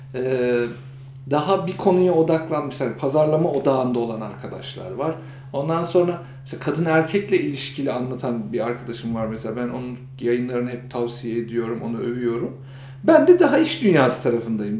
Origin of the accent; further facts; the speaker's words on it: Kırşehir Province, Turkey; now in Istanbul, Turkey; ben de Kırşehirliyim